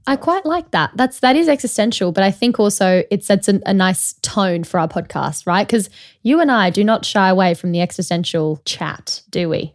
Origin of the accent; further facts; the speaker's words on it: Australia; also born or lived in Sydney; now in London, United Kingdom; as an Australian